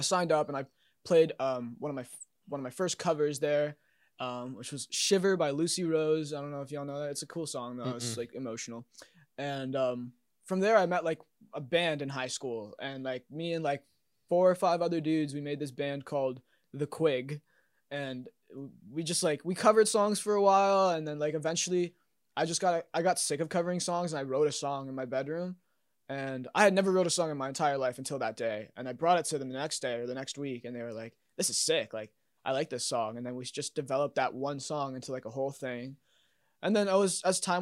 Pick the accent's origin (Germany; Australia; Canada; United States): Canada; Halifax, Nova Scotia; moved away as an adult; now in Toronto, Canada; I was born in Halifax and raised in Halifax